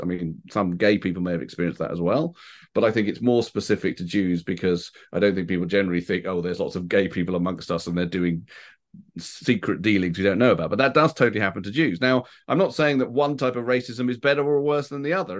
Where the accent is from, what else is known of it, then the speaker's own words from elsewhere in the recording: United Kingdom; I feel, you know, English, British, however you want to put it.